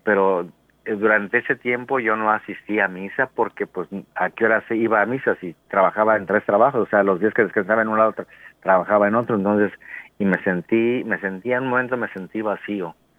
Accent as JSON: {"language": "Spanish", "country": "Mexico", "also_born_or_lived": "United States", "moved": "as an adult", "said": "como todo mexicano decía, bueno, yo voy por seis meses y me regreso"}